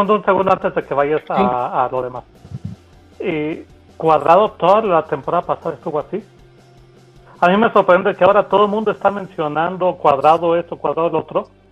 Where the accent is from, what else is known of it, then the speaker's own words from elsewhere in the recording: Mexico; como decimos en México